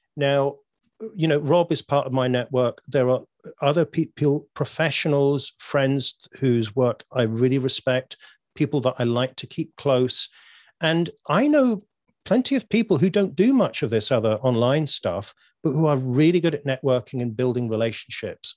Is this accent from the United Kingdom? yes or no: yes; United Kingdom; I'm British.